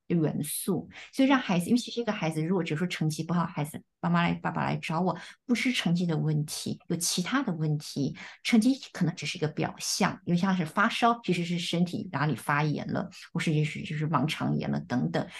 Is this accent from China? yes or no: no; Taiwan; first language Chinese; now in United States; 跟我们在台湾学中文是完全不一样的。中文对我们，我们来说是第一语言